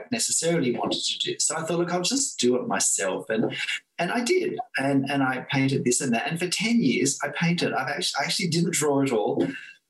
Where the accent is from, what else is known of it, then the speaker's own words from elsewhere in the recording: Australia; I'm Australian